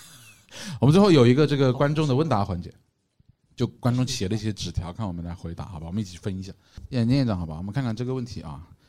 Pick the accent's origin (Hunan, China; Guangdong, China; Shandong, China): Hunan, China; Changsha; 我们长沙人哪里能吹这牛